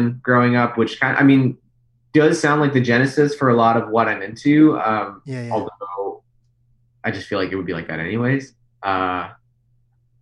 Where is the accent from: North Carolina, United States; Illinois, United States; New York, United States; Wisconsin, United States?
Illinois, United States; Plainfield; also born or lived in Aurora, Illinois; I grew up in Illinois. I was born in Aurora. I lived in Plainfield, Illinois